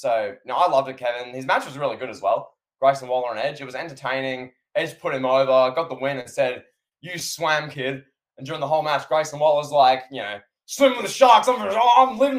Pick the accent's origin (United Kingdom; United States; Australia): Australia